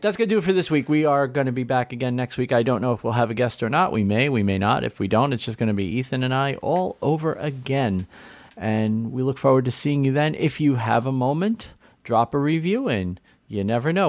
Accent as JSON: {"language": "English", "town": "New York City", "region": "New York", "country": "United States", "tie": "born or raised there", "said": "I grew up in New York City"}